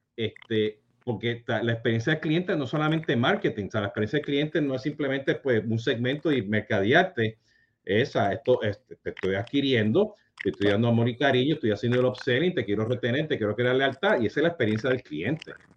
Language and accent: Spanish; Puerto Rico; nosotros siendo puertorriqueños